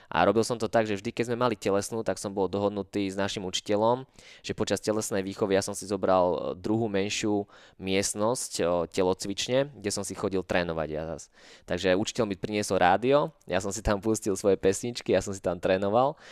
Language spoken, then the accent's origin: Slovak; Maňa, Nitra Region, Slovakia; táto dedinka, Maňa, čo je moja rodná dedina